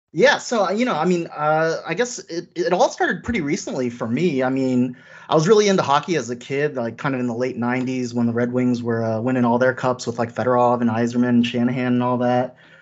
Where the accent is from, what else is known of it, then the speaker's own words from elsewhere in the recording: Bay Area, California, United States; I'm from the Bay Area, California